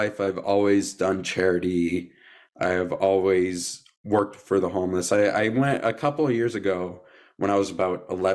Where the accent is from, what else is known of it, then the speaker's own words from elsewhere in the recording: Canada; We're both Canadian.